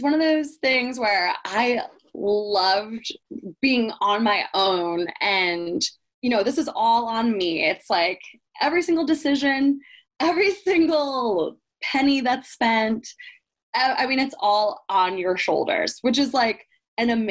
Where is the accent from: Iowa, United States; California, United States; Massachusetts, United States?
Iowa, United States; growing up in Iowa, my family, everybody's here for my family still